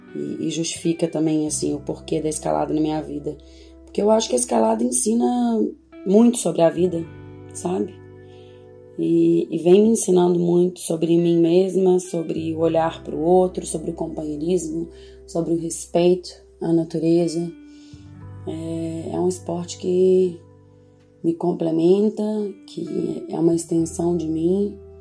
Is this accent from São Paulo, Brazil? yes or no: no; Lagoa Santa, Minas Gerais, Brazil; also born or lived in Belo Horizonte; Passei minha infância e adolescência em Lagoa Santa